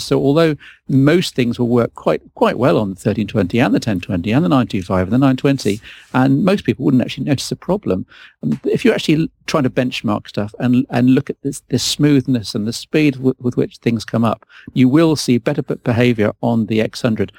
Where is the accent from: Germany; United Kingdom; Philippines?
United Kingdom; I'm a British and proud of it.